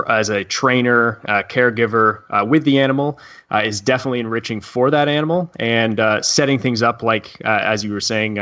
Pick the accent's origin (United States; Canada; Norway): Canada; I'm from Canada